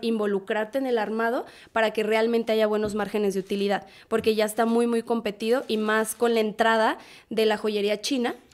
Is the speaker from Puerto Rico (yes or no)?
no; Irapuato, Guanajuato, Mexico; moved away as an adult; also born or lived in León, Guanajuato; now in Guadalajara, Mexico; soy de Irapuato, Guanajuato